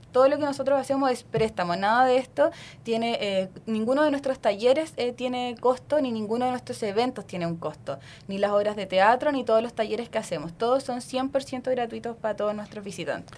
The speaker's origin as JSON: {"language": "Spanish", "town": "Lautaro", "region": "Araucanía", "country": "Chile", "said": "Yo soy de Lautaro, de la novena región. Eh, cerquita de Temuco"}